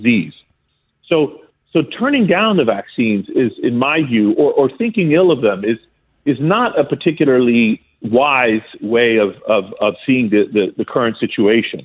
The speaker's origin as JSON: {"language": "English", "country": "Greece", "tie": "born or raised there", "moved": "yes", "said": "I grew up in Greece as a small boy"}